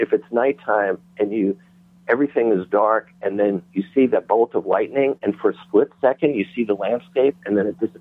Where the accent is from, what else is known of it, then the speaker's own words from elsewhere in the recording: New York, United States; I was raised in New York